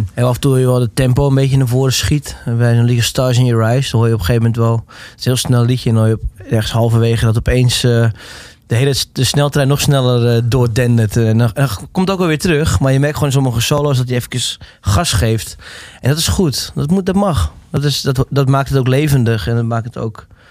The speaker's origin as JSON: {"language": "Dutch", "country": "Netherlands", "said": "Omdat ik me toch wel de Nederlander voelde."}